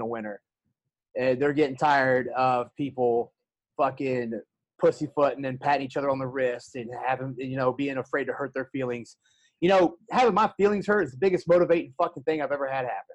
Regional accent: the South, United States; moved away; I'm from the South

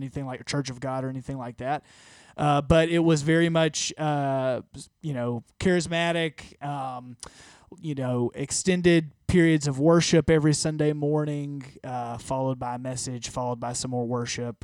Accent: Harpersville, Alabama, United States; I am born and raised in Alabama, Harpersville, to be exact, which is south of Birmingham.

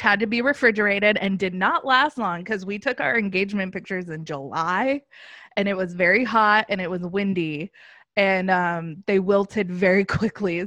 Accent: Los Angeles, California, United States; also born or lived in New York; now in Orlando, United States; I'm from Los Angeles. Now I live in Orlando.

